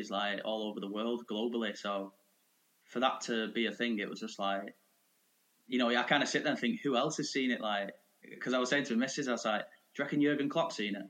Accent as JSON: {"language": "English", "town": "Manchester", "region": "North West England", "country": "United Kingdom", "tie": "born or raised there", "said": "I grew up in Cheetah Mill, Manchester."}